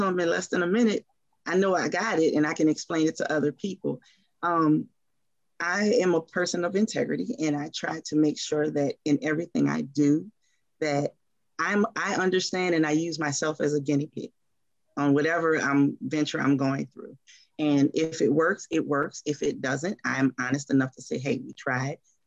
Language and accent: English; New Orleans, Louisiana, United States; moved away as an adult; now in Atlanta, United States; we are from New Orleans. And we can tell people that we're from New Orleans because we're NOLA girls through and through